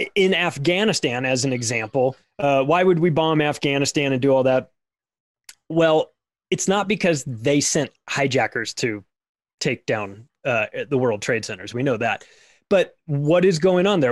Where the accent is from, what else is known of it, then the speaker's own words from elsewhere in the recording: United States; I'm an American who lives in America, has lived here my whole life